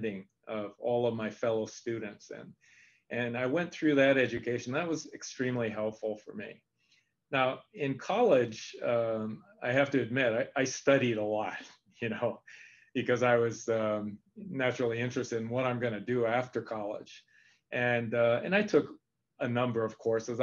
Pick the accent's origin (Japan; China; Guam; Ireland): Japan; moved away; also born or lived in San Francisco; I spoke Japanese because I grew up in Japan.